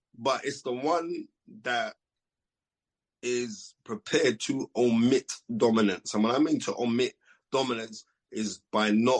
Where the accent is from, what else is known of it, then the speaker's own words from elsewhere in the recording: United Kingdom; Being British